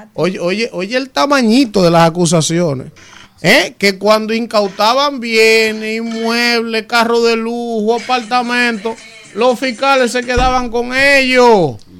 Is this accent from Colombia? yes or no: no; Dominican Republic; nos caracteriza como dominicanos